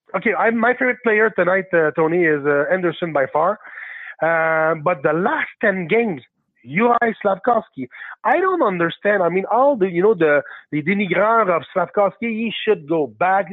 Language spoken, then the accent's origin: English; Quebec, Canada; also born or lived in Blainville; I'm French Canadian. I, am uh, living in Blainville